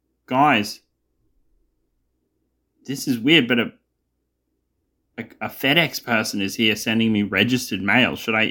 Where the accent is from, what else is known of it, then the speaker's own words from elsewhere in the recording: Ottawa, Ontario, Canada; I'm from Ottawa.